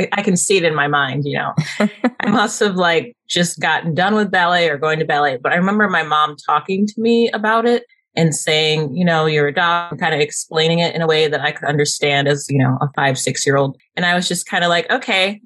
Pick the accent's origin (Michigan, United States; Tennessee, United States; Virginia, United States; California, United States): Michigan, United States; Southfield; also born or lived in Midland, Michigan; I was born in Detroit in Southfield, which is like a suburb of Detroit